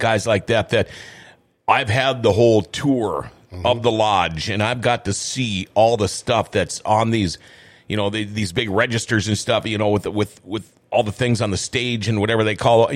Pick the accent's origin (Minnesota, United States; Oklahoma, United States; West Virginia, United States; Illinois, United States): Minnesota, United States; moved away as an adult; also born or lived in California; I, I moved out to California back in uh, the '80s, and uh, people are like, "Where are you from? Canada?" I'm like, "No, I'm from Minnesota."